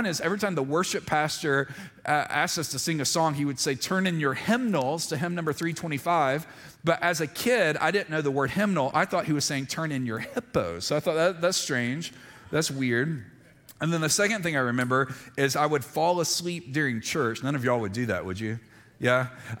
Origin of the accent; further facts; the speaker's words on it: Montgomery, Alabama, United States; born there; When I was real little, so I was born in Montgomery, Alabama, so we went to a little Presbyterian church when I was in preschool.